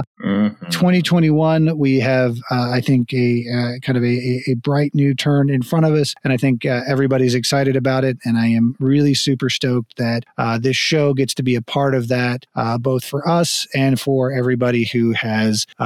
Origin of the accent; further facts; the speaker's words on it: United States; also born or lived in Texas / Florida; growing up in Texas and Florida